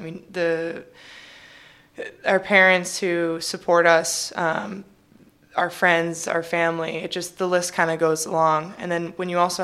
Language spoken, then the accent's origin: English; Illinois, United States; born or raised there; also born or lived in California